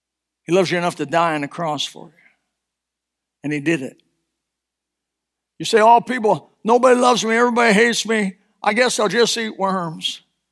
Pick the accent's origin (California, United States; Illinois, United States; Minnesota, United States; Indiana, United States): Indiana, United States; Elkhart; moved away as an adult; now in US South; I was born in Elkhart, Indiana. But I've been here so long, I is Southern. I moved out of Elkhart at 19 years old. I'm 68.